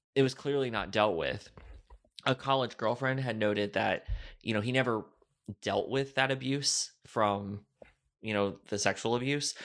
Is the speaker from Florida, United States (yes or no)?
yes; Florida, United States; I grew up in Florida